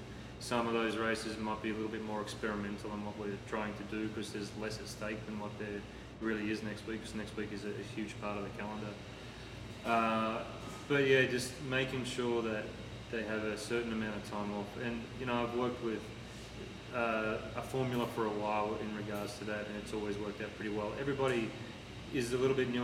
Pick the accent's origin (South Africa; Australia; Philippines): Australia; now in United States; I'm an Aussie, I live in America.